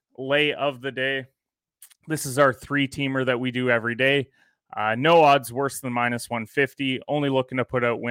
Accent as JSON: {"language": "English", "country": "Canada", "said": "as a Canadian"}